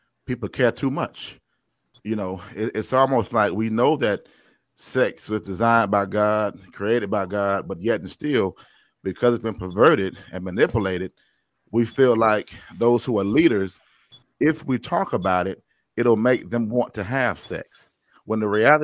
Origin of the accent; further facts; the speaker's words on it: Durham, North Carolina, United States; of Durham, North Carolina